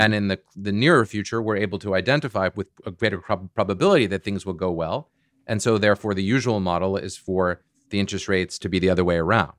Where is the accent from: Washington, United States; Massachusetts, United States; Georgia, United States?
Massachusetts, United States; Boston; I'm from Boston